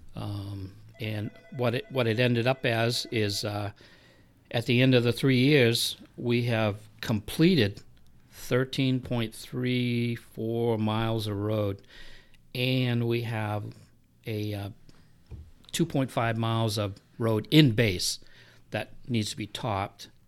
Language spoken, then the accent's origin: English; Milford, New Hampshire, United States; moved away as an adult; also born or lived in Florida; now in New Boston, United States; I grew up in Milford